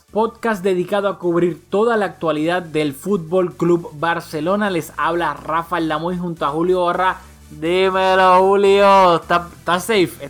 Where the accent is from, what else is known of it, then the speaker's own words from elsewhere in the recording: Puerto Rico; como boricua sabemos lamentablemente lo que pasó en Puerto Rico hace, hace poco con el huracán María